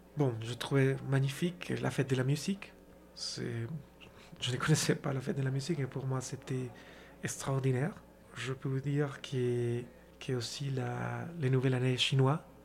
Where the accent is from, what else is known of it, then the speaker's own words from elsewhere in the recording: Colombia; French is a second language; moved away as an adult; also born or lived in Brazil / China / South Korea; la Colombie, qui c'est mon pays natal